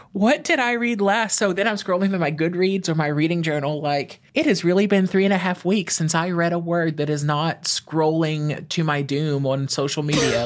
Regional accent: East Texas, United States; moved away as an adult; now in Louisiana, United States; I grew up in a small town in East Texas. I grew up on a twenty-acre farm in the middle of nowhere

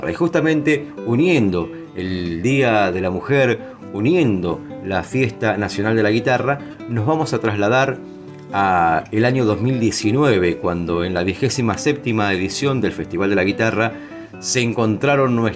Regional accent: San Vicente, Argentina; El caso de, San Vicente, el de mi pueblo

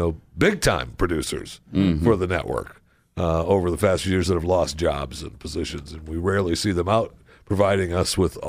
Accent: Baltimore, Maryland, United States; I'm from Baltimore. That's where it was written during the War of 1812.

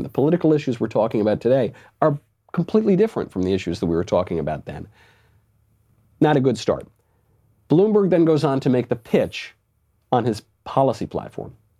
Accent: New York, United States; I'm a New Yorker. Was in New York when he was mayor.

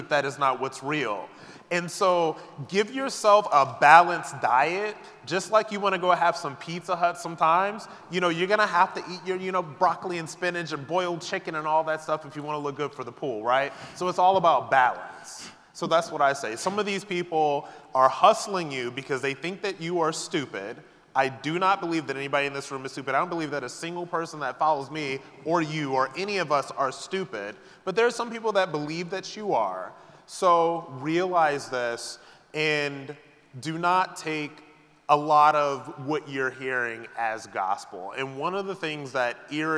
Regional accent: New York, United States; I'm from New York

